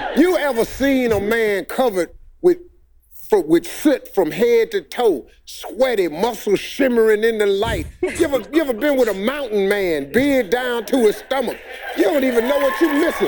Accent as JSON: {"language": "English", "region": "West Virginia", "country": "United States", "said": "My daddy was a coal miner. I'm from West Virginia."}